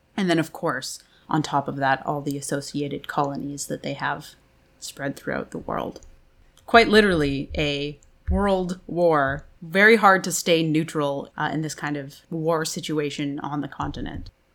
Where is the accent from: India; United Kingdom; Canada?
Canada; I'm Canadian